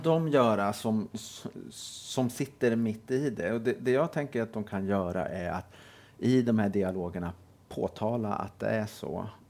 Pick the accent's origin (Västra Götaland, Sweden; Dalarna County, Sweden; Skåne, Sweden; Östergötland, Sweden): Skåne, Sweden; Helsingborg; Jag är född och uppvuxen i Helsingborg.